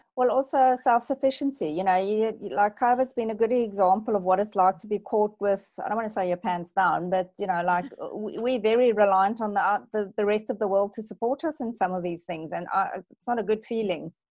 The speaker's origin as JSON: {"language": "English", "country": "South Africa", "moved": "yes", "lives_now": "Australia", "said": "I revert to being slightly South African"}